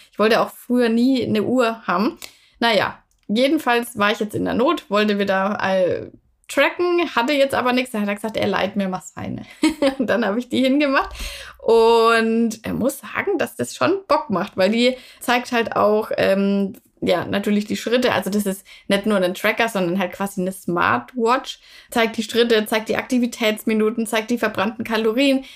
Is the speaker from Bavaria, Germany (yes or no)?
yes; Würzburg, Bavaria, Germany; da, wo ich herkomme, also Würzburg, Franken